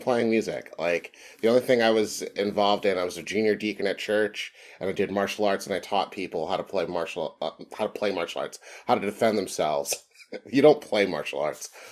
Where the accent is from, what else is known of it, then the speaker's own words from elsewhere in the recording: Philadelphia, Pennsylvania, United States; I grew up in the African-American community of Mountain Area in Philadelphia